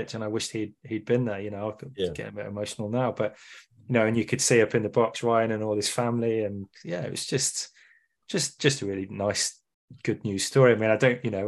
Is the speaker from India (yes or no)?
no; Wrexham, Wales, United Kingdom; born or raised there